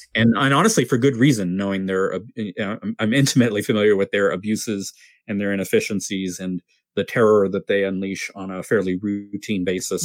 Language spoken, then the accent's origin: English; San Diego, California, United States; growing up in San Diego, which is kind of modestly conservative